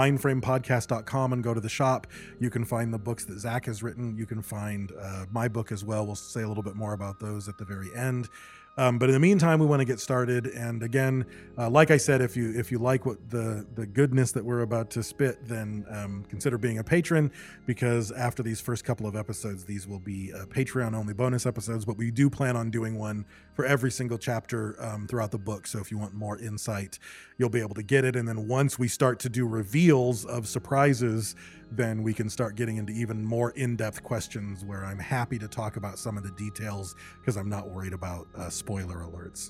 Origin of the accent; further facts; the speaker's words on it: Michigan, United States; also born or lived in Battle Creek, Michigan / California; growing up in Michigan